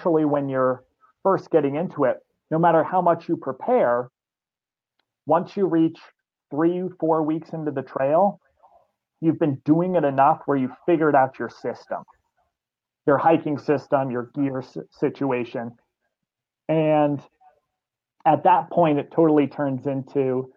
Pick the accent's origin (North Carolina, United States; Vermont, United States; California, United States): Vermont, United States; I grew up here in Vermont